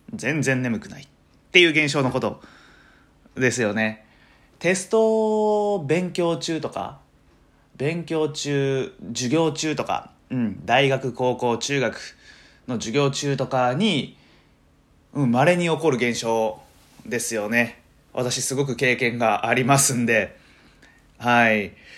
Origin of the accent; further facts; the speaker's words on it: Matsuyama, Ehime, Japan; moved away as an adult; also born or lived in Niihama, Japan; now in Tokushima, Japan; 今徳島に住んでるんですけど出身は愛媛でしてで愛媛ってあの片道2時間半ぐらいかかるんですよね僕は松山市出身あ違う出身は新居浜市っていうとこなんですけどえー、3歳の時にね、えー、親の都合